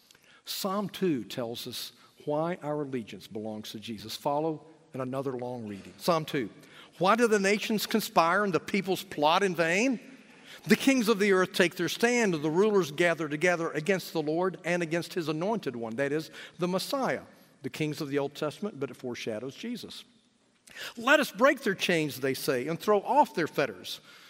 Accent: United States; I'm an American

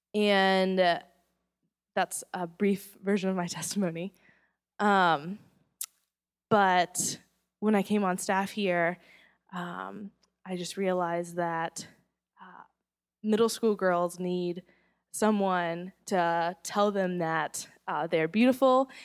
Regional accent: Charlotte, North Carolina, United States; I grew up in Charlotte

